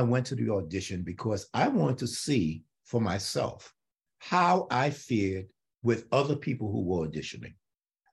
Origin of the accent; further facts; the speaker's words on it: New York City, New York, United States; I'm born and raised in New York City